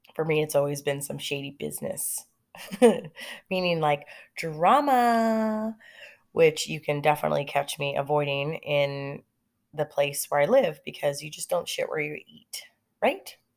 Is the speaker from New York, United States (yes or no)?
no; Lake Elsinore, California, United States; I grew up in California and I grew up in Lake Elsinore